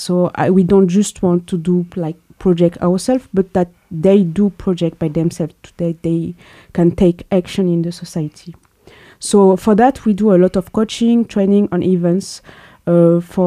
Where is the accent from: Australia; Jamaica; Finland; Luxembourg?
Luxembourg; also born or lived in Belgium / France; I have been living in Luxembourg for 27 years. I have origin from Algeria and Egypt. I grew up in Luxembourg